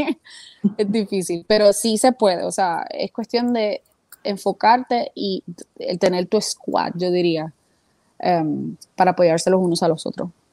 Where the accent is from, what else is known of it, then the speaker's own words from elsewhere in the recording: Puerto Rico; now in United States; desde que nací en Puerto Rico